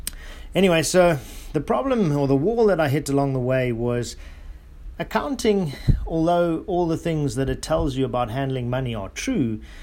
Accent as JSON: {"language": "English", "country": "South Africa", "tie": "born or raised there", "said": "I grew up in South Africa or Southern Africa. As you guys may know, that the bees that come from that part of the world are what we call killer bees, and extremely aggressive."}